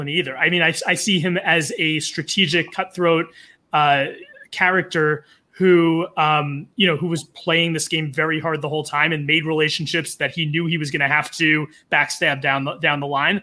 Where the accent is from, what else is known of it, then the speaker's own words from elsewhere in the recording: New York City, New York, United States; I'm from the East Coast. I'm from New York City